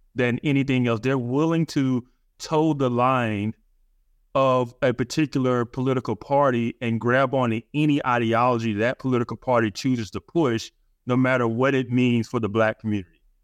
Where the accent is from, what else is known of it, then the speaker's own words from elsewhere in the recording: Birmingham, Alabama, United States; I grew up in Birmingham, Alabama